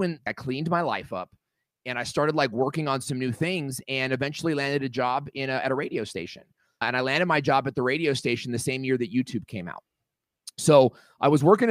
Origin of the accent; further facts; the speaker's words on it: Los Angeles, Irvine, California, United States; When I was 9 years old, we grew up in Los Angeles, California